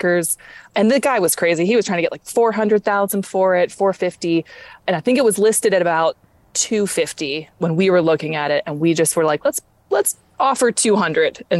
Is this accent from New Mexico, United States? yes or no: no; Pittsburgh, Pennsylvania, United States; also born or lived in Brooklyn, New York; now in upstate New York, United States; I'm originally from Pittsburgh, Pennsylvania, and I was spent about 10 years, most of my 20s in Brooklyn, New York